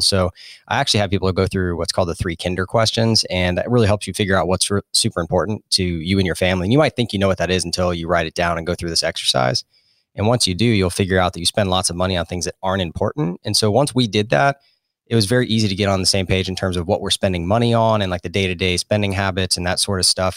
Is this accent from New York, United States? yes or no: no; Florida, United States; moved away as an adult; also born or lived in South Carolina / North Carolina; I grew up in Florida and then, uh, went to college in South Carolina